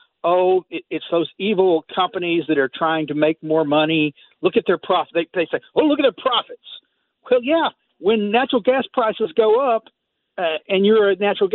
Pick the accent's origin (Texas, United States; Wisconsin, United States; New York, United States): Texas, United States; I grew up in Texas